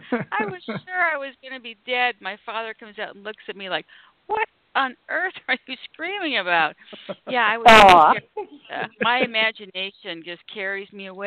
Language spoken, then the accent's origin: English; Canada; moved away; also born or lived in Los Angeles; I'm from Canada, so this is up in the frozen north